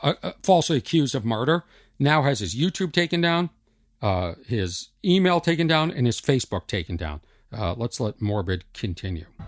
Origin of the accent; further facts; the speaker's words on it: Boston, Massachusetts, United States; accent: Boston; my Boston accent